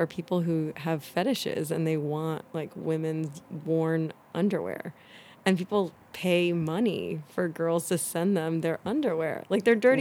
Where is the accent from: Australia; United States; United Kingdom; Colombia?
United States; Las Vegas, Nevada; moved away; I'm also from Las Vegas